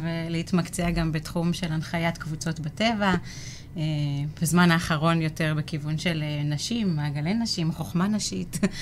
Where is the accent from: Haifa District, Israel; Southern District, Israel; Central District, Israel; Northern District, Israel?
Central District, Israel; Rehovot; also born or lived in Tel Aviv; now in Kfar Aviv, Israel; ילידת רחובות